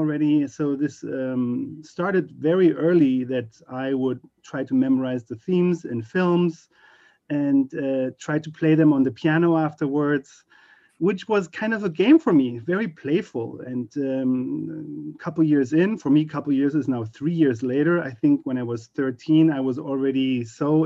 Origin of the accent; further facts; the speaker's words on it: Berlin, Germany; moved away as an adult; now in United States; I grew up in Berlin, Germany